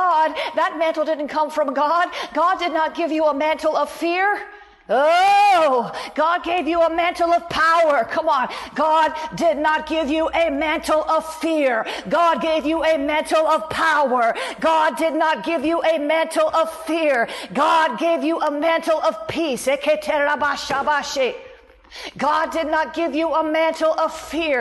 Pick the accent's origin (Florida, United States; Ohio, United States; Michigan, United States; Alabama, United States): Florida, United States; I'm from Florida. We have swimming pools everywhere